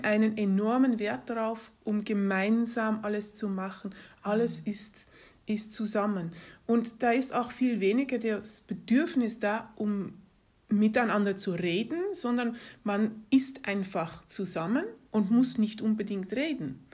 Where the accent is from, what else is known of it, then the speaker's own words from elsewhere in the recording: Netherlands; moved away; also born or lived in Germany / Greece / Turkey / England; meine Eltern sind holländisch und also ich bin in, in Holland groß geworden